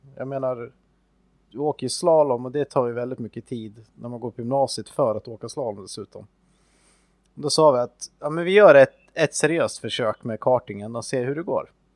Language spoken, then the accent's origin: Swedish; Östersund, Jämtland, Sweden; i närheten av Östersund då, där jag växte upp